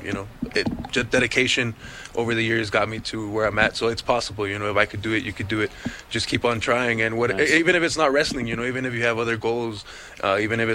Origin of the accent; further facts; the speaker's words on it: El Paso, Texas, United States; I was born and raised here in El Paso, actually in this area that we're in right here.